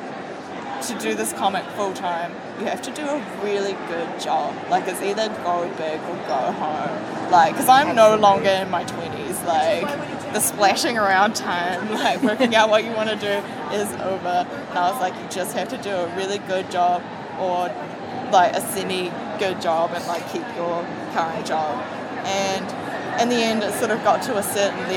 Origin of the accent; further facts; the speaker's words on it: New Zealand; I am from New Zealand